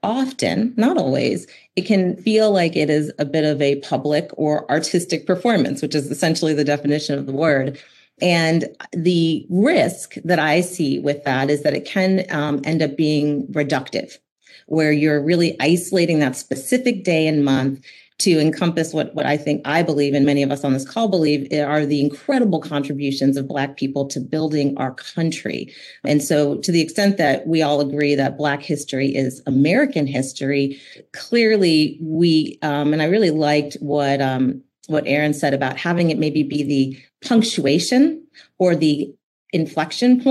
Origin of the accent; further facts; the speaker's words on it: Denmark; I was born in Denmark.